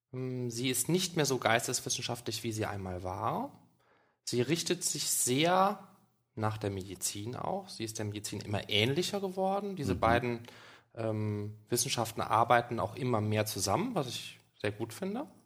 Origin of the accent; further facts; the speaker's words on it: Germany; born there; Nein, ich bin in Deutschland geboren.